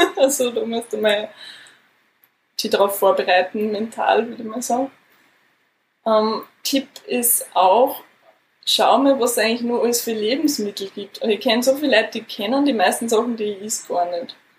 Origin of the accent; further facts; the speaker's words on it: Austria; bei uns in Österreich